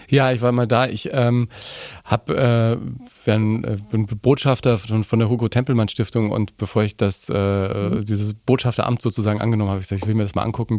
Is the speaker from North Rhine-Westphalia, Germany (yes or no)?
no; Nuremberg, Bavaria, Germany; ich bin ein Nürnberger. Ich bin in Nürnberg geboren